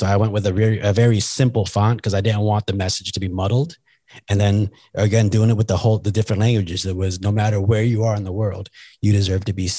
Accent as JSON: {"language": "English", "country": "Canada", "said": "As a Canadian, Doug Flutie."}